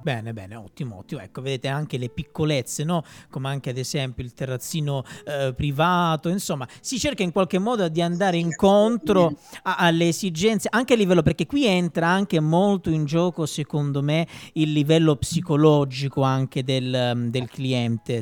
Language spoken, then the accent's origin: Italian; Calabria, Italy; del mio sud, io sono calabrese